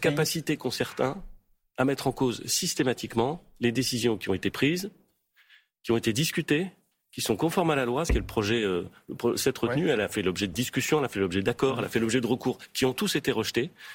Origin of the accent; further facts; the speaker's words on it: Normandy, France; quand j'étais petit, et même maintenant, il se trouve que je suis normand